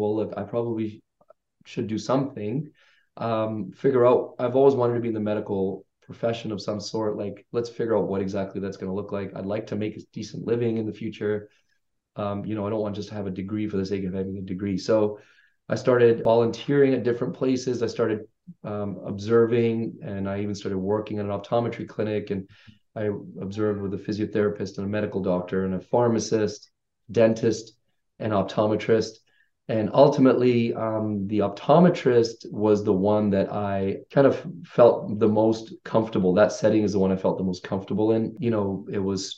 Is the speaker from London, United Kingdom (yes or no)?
yes; London, United Kingdom; also born or lived in Vancouver, Canada; now in Canada; 94, we moved to Canada from the UK. I grew up in London. And so, you know, went to high school here and in Vancouver